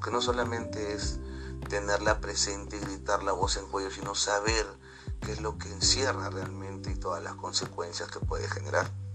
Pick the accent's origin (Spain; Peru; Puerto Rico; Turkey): Peru; me identifica como peruano